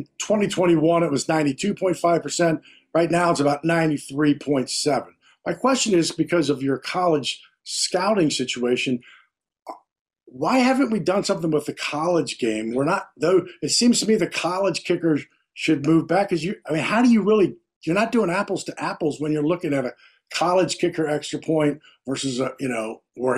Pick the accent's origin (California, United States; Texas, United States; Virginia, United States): Virginia, United States; I mean, I know I'm from Virginia, right? You know, we didn't have that.